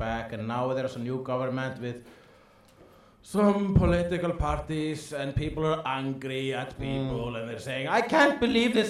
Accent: Iceland; I am an Icelandic person

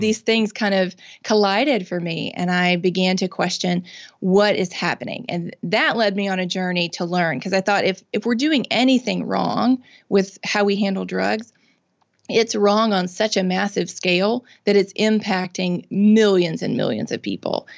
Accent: Mississippi, United States; I'm born and raised in Mississippi. I've lived here my whole life

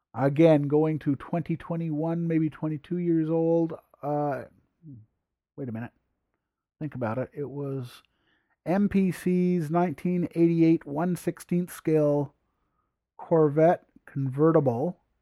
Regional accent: Sherbrooke, Quebec, Canada; first language English; I am English and French Canada

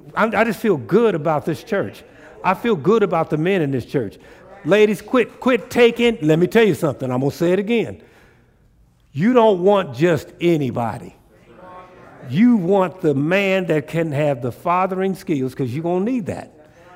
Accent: Tulsa, Oklahoma, United States; born there; I was born in Tulsa, Oklahoma. That's my birthplace, is Tulsa, Oklahoma.

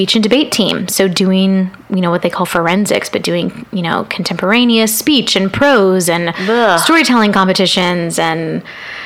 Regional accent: Dallas, Texas, United States; moved away as an adult; now in Los Angeles, United States; Growing up in Dallas, I lived in the suburbs of Dallas

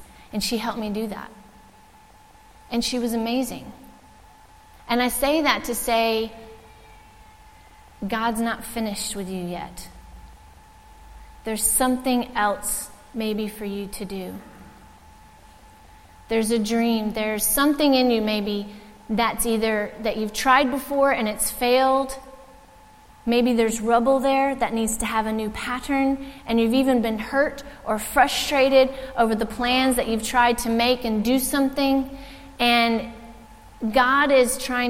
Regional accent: United States; now in Ireland; as an American

